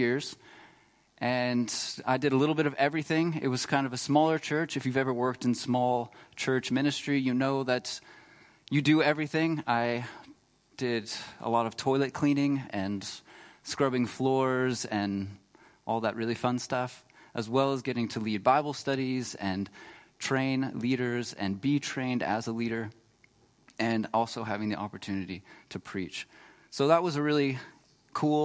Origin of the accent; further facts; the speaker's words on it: Texas, United States; moved away as an adult; now in Freiburg, Germany; I was really blessed to grow up in Texas, but I live here now, and I'm really blessed to be in Germany and to call Freiburg my home